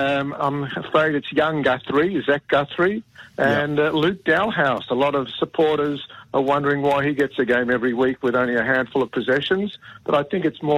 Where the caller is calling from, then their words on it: Israel; from Israel.